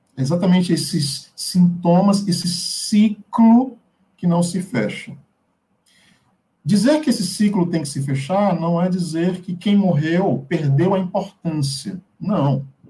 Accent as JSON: {"language": "Portuguese", "region": "interior of Bahia", "country": "Brazil", "moved": "yes", "said": "Eu venho de uma cidade do interior da Bahia"}